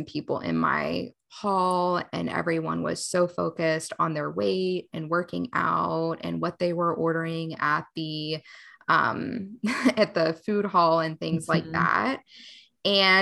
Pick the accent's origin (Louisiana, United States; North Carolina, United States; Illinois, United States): North Carolina, United States; Charlotte; I'm from Charlotte, North Carolina, and prior to the pandemic, I had a brick and mortar practice